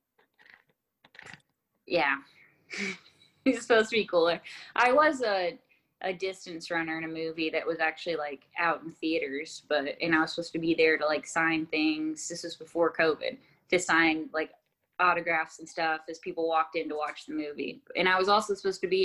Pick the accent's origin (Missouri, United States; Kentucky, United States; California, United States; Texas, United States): Texas, United States; I was born in Texas